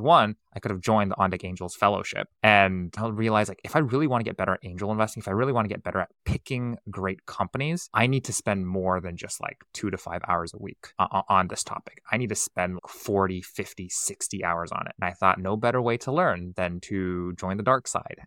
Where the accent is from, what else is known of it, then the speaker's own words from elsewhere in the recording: Silicon Valley, California, United States; I was born and raised in Silicon Valley